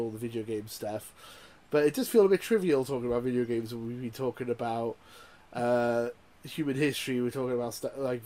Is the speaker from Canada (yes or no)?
no; Welsh, Wales, United Kingdom; being Welsh and working class